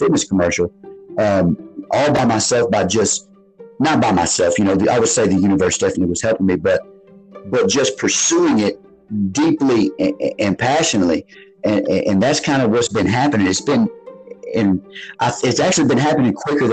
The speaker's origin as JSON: {"language": "English", "region": "South Arkansas", "country": "United States", "tie": "born or raised there", "moved": "as an adult", "said": "I come from an area where that is poverty stricken down in South Arkansas."}